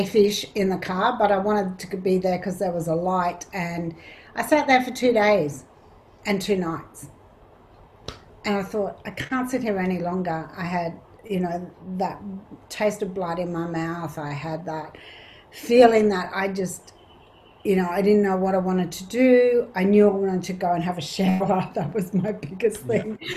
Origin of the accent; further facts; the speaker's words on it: Canberra, Australian Capital Territory, Australia; I grew up in Canberra